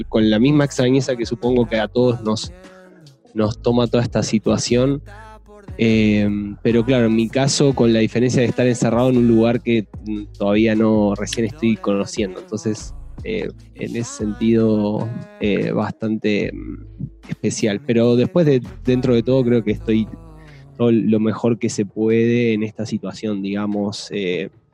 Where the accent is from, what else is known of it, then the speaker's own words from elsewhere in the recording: Uruguay; moved away as an adult; also born or lived in Santiago, Chile; now in Mexico; soy uruguayo, estuve... estuve viviendo los últimos siete años en Chile